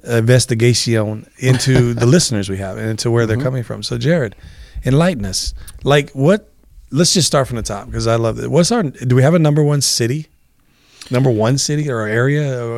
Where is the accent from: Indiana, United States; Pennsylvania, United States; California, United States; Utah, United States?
California, United States; Inland Empire; admitting we're from the Inland Empire.